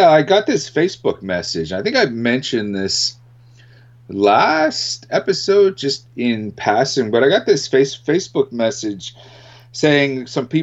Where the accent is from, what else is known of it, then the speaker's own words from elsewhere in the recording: Winnipeg, Manitoba, Canada; up here in Canada, in my hometown of Winnipeg